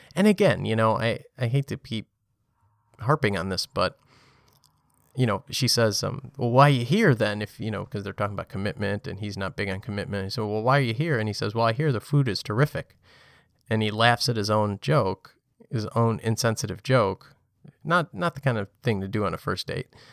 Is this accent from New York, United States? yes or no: yes; New York City, New York, United States; as a, as a New Yorker. Um, when you live here